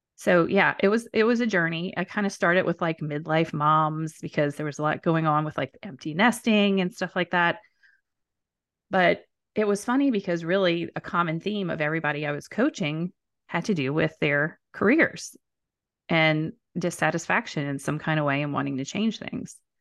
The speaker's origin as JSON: {"language": "English", "town": "New Orleans", "region": "Louisiana", "country": "United States", "said": "I'm from New Orleans"}